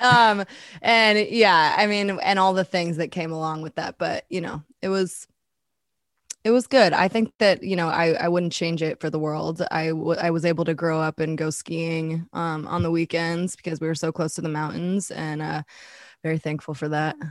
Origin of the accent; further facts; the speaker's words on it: Boulder, Colorado, United States; moved away as an adult; also born or lived in San Diego / Los Angeles; now in Nashville, United States; I was born in Boulder, Colorado, and, uh, I lived there pretty much my whole life